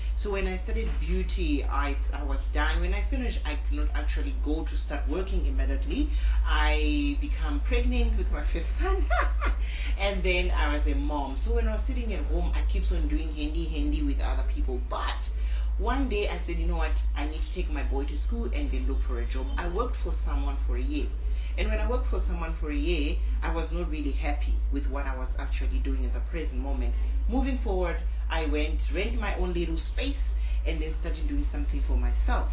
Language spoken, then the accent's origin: English; South Africa; I was born in South Africa, married to a Nigerian